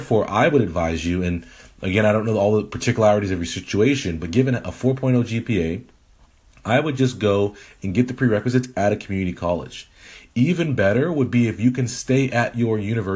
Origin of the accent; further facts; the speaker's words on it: Edmonton, Alberta, Canada; moved away; That is my birthplace. I am a Canadian. A lot of people don't know this. I was born in Edmonton, Alberta.